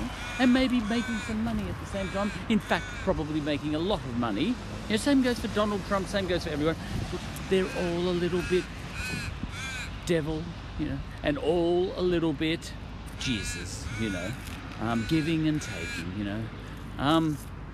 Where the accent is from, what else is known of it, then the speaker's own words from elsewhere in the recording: Ireland; now in Australia; me just being an Irish smart ass